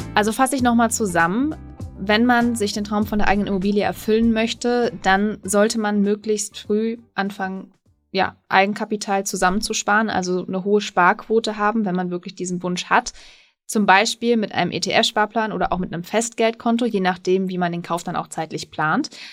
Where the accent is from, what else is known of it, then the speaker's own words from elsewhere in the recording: Münsterland, North Rhine-Westphalia, Germany; im Münsterland, da bin ich gerade ganz überrascht. Also meiner Heimat